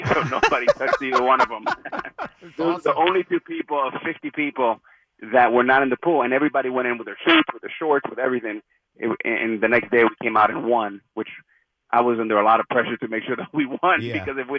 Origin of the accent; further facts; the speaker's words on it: Miami, Florida, United States; growing up in Miami